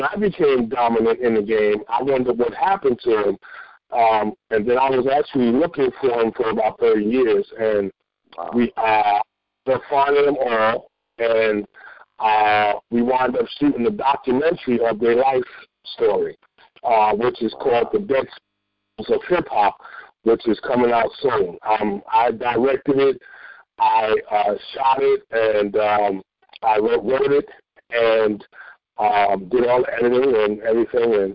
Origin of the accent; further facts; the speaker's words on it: New York City, New York, United States; I grew up in the South Bronx in some of the toughest places